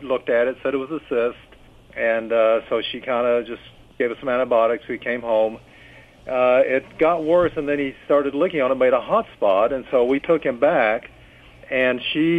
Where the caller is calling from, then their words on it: Kentucky, United States; Calling from Kentucky.